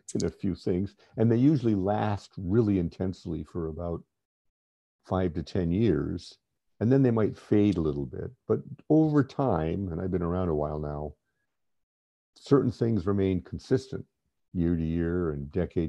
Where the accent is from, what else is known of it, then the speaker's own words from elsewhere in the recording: East Coast of the U.S., United States; I grew up in the East Coast of the U.S.